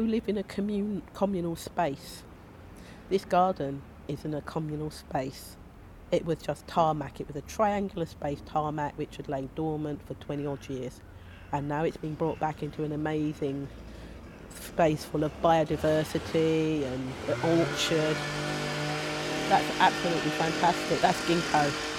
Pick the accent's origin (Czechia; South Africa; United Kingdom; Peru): United Kingdom; London; also born or lived in Stockwell / Kennington / Southwark; I'm from Brixton, I grew up in Brixton